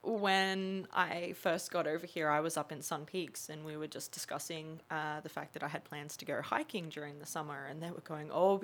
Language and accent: English; Australia; moved away as an adult; now in Canada; you do realize I'm from Australia.